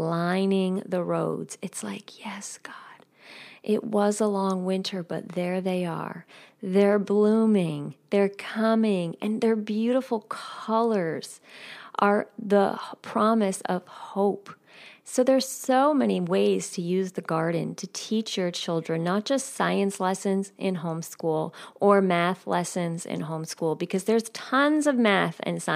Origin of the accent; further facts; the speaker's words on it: New York, United States; I grew up 9 miles out of New York City. I don't know if many of you know that, but I grew up right outside of New York City.